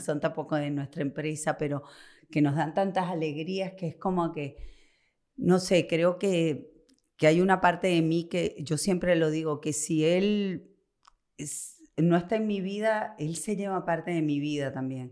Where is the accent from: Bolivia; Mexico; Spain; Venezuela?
Venezuela; now in Argentina; mi país, a Venezuela